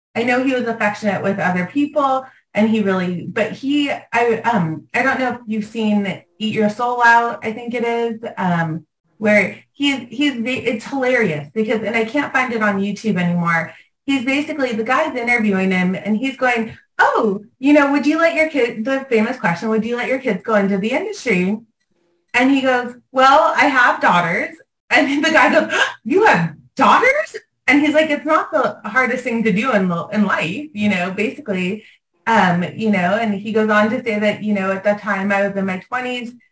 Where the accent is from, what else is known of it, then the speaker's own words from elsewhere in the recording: Los Angeles, California, United States; growing up in Venice